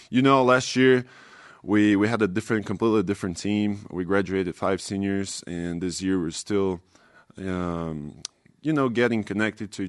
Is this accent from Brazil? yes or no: yes; Brazil; first language Portuguese; English is a second language; now in Provo, United States; I'm from Brazil.